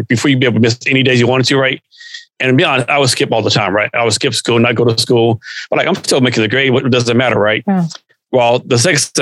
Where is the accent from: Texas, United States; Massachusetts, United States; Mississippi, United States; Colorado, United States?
Texas, United States; Central; moved away as an adult; also born or lived in Germany / South Korea / Vicenza, Italy; born and raised in Texas, grew up around Central Texas